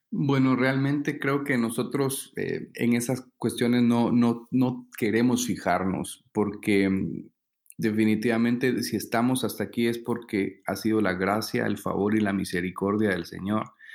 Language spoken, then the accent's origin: Spanish; San Marcos, Guatemala; venimos desde San Marcos, Guatemala